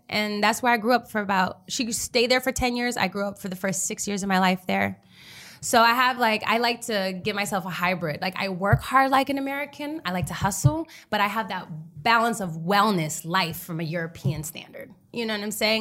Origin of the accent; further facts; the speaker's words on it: Berlin, Germany; first language German; English is a second language; moved away; it was cool growing up there as a kid